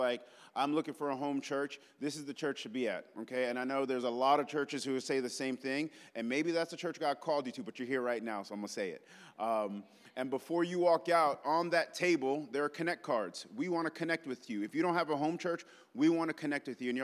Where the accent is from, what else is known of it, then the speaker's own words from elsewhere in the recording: New York, United States; now in Memphis, United States; I'm from New York